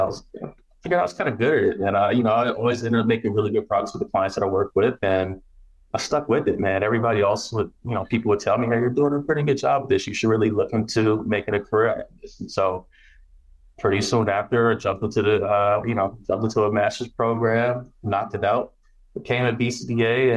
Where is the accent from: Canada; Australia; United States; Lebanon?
United States; Baton Rouge, Louisiana; moved away; also born or lived in California; I'm Southern born. I was born in Baton Rouge, Louisiana. And we moved to California like in the late 80s. But I was still Southern raised, man.